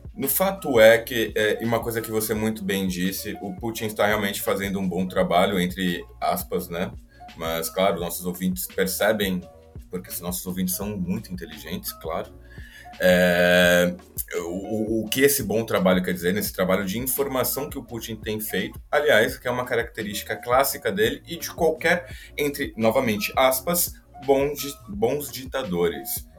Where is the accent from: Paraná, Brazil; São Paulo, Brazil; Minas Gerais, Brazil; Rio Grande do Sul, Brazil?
São Paulo, Brazil; eu sou de São Paulo, convivi muito, que são os armênios